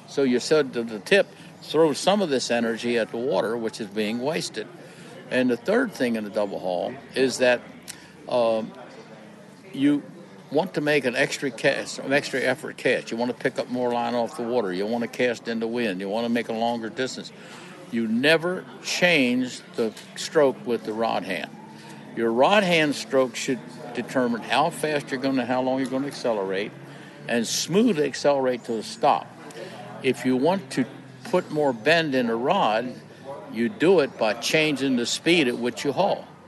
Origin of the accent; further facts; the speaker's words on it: Maryland, United States; I lived born and raised in Maryland.